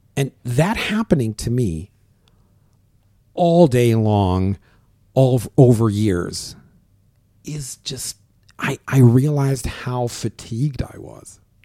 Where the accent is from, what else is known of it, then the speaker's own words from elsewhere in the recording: Syria; moved away as an adult; also born or lived in Germany; now in Canada; I was not born in Syria, but I lived in Syria as of seven years old